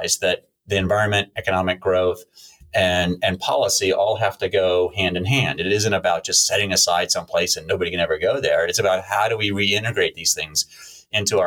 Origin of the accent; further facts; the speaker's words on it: United States; moved away; also born or lived in South Carolina / Virginia; I grew up on the East Coast, coastal Virginia and coastal South Carolina.